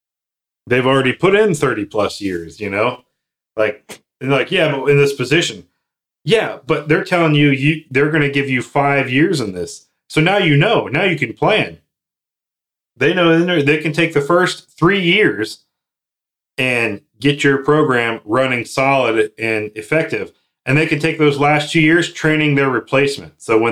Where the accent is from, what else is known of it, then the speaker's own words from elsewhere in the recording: Texas, United States; My home state where I'm from is Texas.